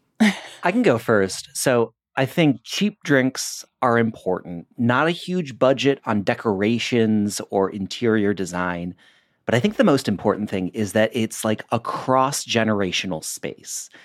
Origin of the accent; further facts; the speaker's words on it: Michigan, United States; now in Portland, United States; I'm from Michigan